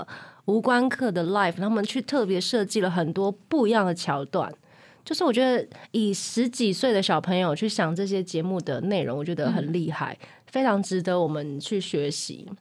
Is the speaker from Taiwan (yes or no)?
yes; Taiwan; 真的，身为台湾人，真的好幸福哦。